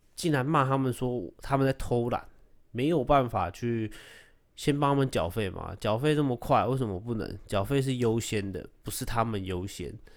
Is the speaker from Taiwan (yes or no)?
yes; Taiwan; 我是台湾人